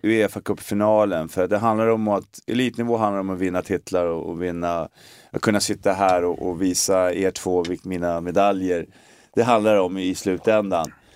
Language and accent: Swedish; Stockholm, Stockholm County, Sweden; born or raised there; moved away as an adult; also born or lived in Glasgow